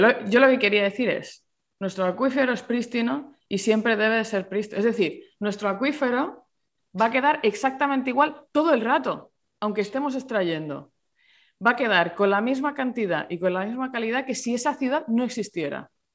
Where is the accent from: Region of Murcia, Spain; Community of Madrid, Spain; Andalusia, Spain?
Region of Murcia, Spain; Murcia; yo, que soy de Murcia